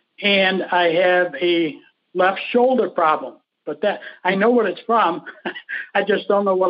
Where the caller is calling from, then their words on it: Tucson, Arizona, United States; Tucson, Arizona.